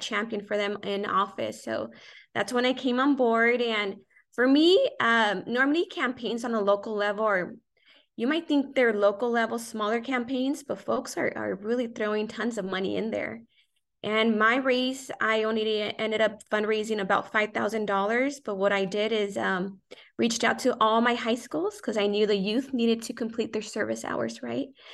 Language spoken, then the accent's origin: English; South Gate, California, United States; Grew up in Southeast Los Angeles, Southgate, a vibrant community